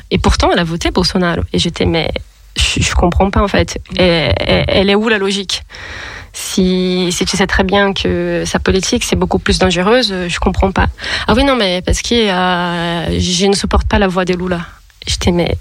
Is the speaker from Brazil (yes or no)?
yes; Brazil; accent: Brazilian; French is a second language; moved away as an adult; now in Lyon, France; comment vous pouvez remarquer par l'accent, je suis brésilienne.